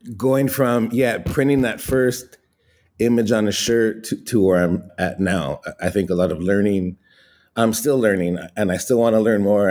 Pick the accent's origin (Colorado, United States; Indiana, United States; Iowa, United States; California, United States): California, United States; Los Angeles; I grew up in Ball Heights in East Los Angeles